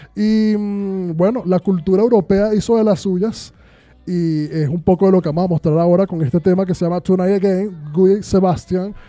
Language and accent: Spanish; Venezuela; moved away; yo hablo de Venezuela porque es donde, de donde vengo